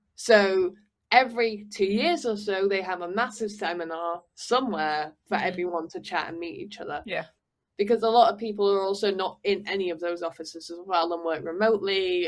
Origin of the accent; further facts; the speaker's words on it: Manchester, North West England, United Kingdom; moved away as an adult; now in Paris, France; I feel very strongly about where I'm from and I'm very yeah. sort of connected to you know being a Manc, being a Northerner